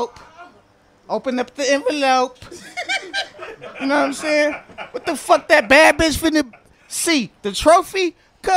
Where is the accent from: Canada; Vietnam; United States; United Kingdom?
United States; Compton, California; I'm from the east side